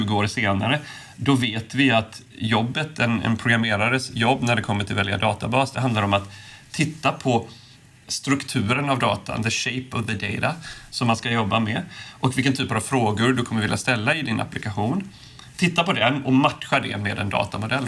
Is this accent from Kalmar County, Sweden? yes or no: yes; Påskallavik, Kalmar County, Sweden; moved away; also born or lived in Silicon Valley, United States; där jag är uppvuxen. Eller till och med utanför Oskarshamn, Påskalavik